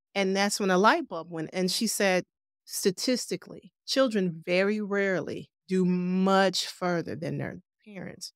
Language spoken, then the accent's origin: English; Cleveland, Ohio, United States; I am a native Clevelander. I've been here all my life